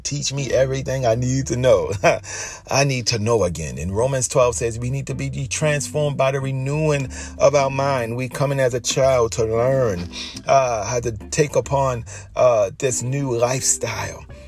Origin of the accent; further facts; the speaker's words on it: Baltimore, Maryland, United States; I grew up in Baltimore City